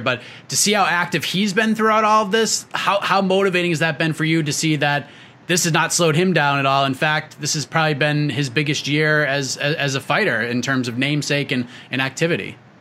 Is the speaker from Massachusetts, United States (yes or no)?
yes; Boston, Massachusetts, United States; I grew up in the Boston area